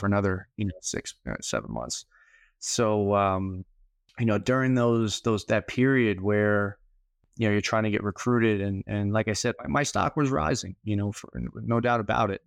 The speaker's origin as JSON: {"language": "English", "town": "New York City", "region": "New York", "country": "United States", "tie": "born or raised there", "said": "Born and raised in New York City"}